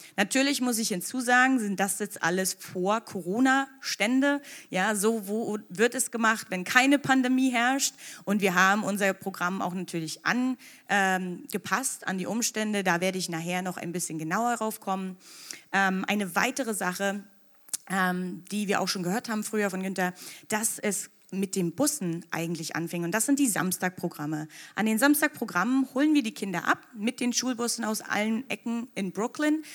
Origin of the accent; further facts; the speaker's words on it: Anklam, Mecklenburg-Vorpommern, Germany; moved away as an adult; also born or lived in Magdeburg / New York; ich bin geboren und aufgewachsen in Mecklenburg-Vorpommern, ähm, genau gesagt in Antlam